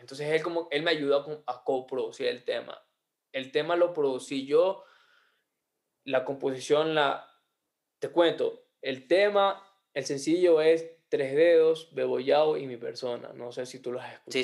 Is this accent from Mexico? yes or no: no; Ecuador; somos ecuatorianos